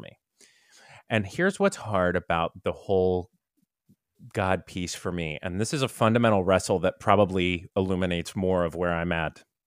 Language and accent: English; Tampa, Florida, United States; when I was a kid growing up in Tampa